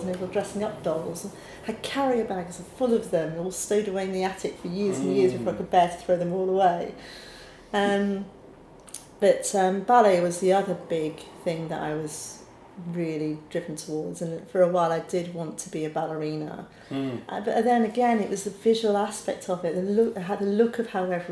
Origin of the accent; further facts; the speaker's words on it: Sheffield, Yorkshire and the Humber, United Kingdom; moved away as an adult; also born or lived in Glasgow / Lewisham, London; now in London, United Kingdom; Sheffield born and bred, but with Scottish parents, and then off to Glasgow School of Art for my training